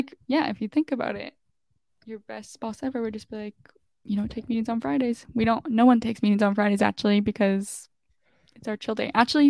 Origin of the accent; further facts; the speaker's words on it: New York City, New York, United States; And then mine will be for New York City because I'm in my hometown for now and it's just no one comes here, so we'll do New York City.